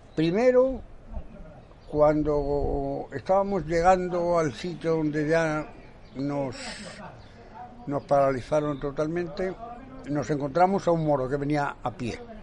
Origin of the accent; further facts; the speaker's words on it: Guijuelo, Castile and León, Spain; Nací en Guijuelo, el pueblo de los jamones